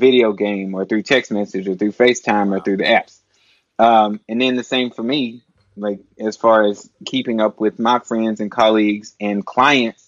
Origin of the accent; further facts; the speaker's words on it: Nashville, Tennessee, United States; also born or lived in New Haven, Connecticut; I grew up in Nashville, Tennessee